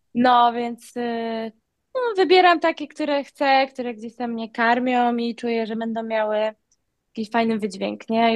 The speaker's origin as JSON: {"language": "Polish", "area": "Wolin island", "region": "West Pomeranian Voivodeship", "country": "Poland", "tie": "born or raised there", "also_born_or_lived": "Malta", "moved": "as an adult", "lives_now": "Bali, Indonesia", "said": "na wyspie Woli. tam się urodziłam, tam się wychowałam"}